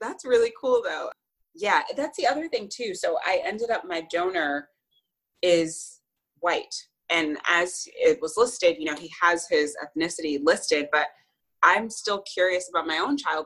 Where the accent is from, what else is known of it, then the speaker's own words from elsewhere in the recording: United States; i grew up in the united states